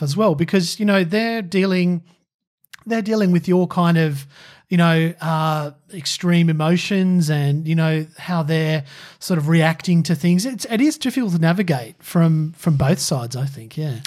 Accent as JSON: {"language": "English", "country": "Australia", "said": "it's ingrained in me as an Aussie"}